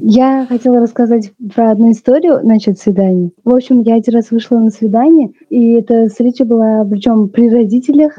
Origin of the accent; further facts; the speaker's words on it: Tashkent, Uzbekistan; я из Узбекистана, я из Ташкента